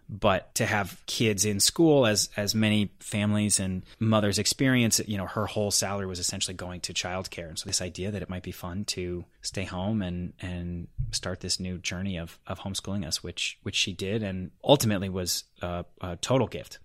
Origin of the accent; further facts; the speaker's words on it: Denver, Colorado, United States; moved away as an adult; now in Los Angeles, United States; I was born and raised in Denver, Colorado.